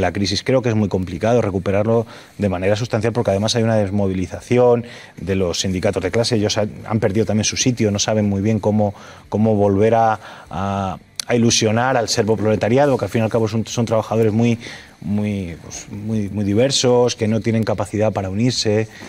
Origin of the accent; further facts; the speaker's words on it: Fuenlabrada, Community of Madrid, Spain